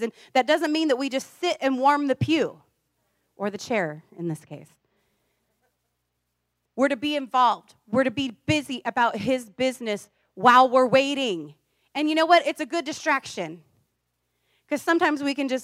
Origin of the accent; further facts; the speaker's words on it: Iowa, United States; now in California, United States; I grew up in a farm town